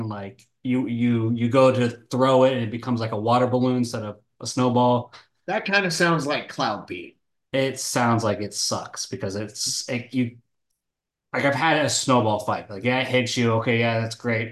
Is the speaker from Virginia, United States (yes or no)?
no; North Texas, United States; moved away as an adult; now in Florida, United States; I was born and raised in Texas.